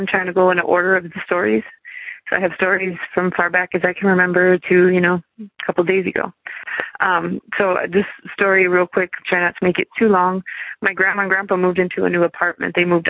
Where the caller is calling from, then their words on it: Madison, Wisconsin, United States; I'm calling from Madison, Wisconsin.